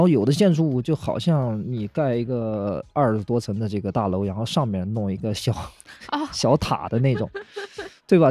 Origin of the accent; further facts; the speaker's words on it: Nanjing, Jiangsu, China; 家长，家长跟孩子也都 说南京话，所以我们那个时候其实普通话运用得很少